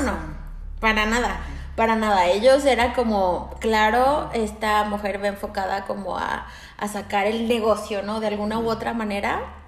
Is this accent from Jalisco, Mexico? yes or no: no; Aguascalientes, Mexico; moved away as an adult; en mi pueblo, soy de Aguascalientes